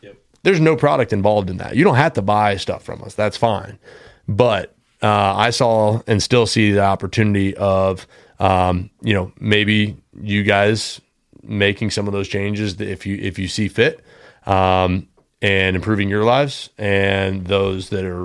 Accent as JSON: {"language": "English", "region": "Indiana", "country": "United States", "tie": "born or raised there", "said": "I grew up in Indiana, was born and raised in Indiana"}